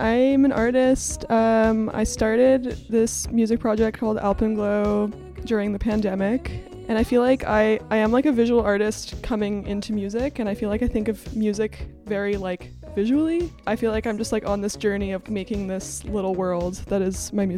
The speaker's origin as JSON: {"language": "English", "region": "Alberta", "country": "Canada", "also_born_or_lived": "St. John's, Newfoundland / Halifax, Nova Scotia", "moved": "yes", "said": "I'm originally from Alberta, but I'd like to think I'm an honorary Newfoundlander"}